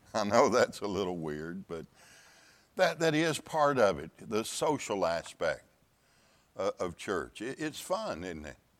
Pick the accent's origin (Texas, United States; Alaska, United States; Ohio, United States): Texas, United States; Pasadena; I grew up in the Houston area in a town called Pasadena, Texas